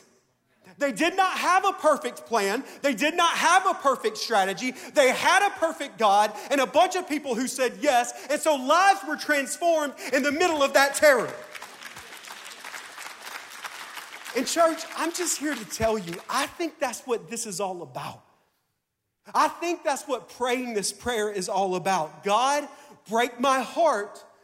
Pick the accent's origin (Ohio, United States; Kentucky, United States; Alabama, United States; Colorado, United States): Alabama, United States; Tuscaloosa; now in Mississippi, United States; I'm from Tuscaloosa, Alabama